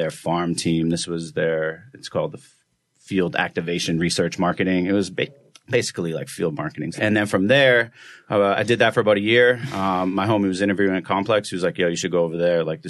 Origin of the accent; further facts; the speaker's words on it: Boston, Massachusetts, United States; moved away as an adult; now in New York, United States; I'm originally from Boston, went to school there